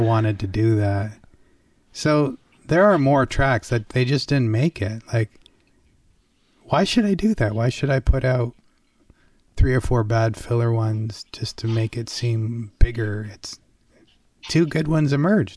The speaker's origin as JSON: {"language": "English", "country": "Canada", "tie": "born or raised there", "said": "I grew up in Canada"}